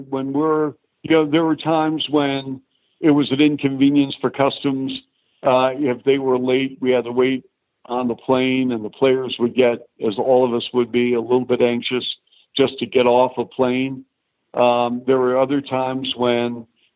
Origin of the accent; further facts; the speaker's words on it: Seattle, Washington, United States; moved away as an adult; also born or lived in Toronto / Chicago; Seattle, because it's my hometown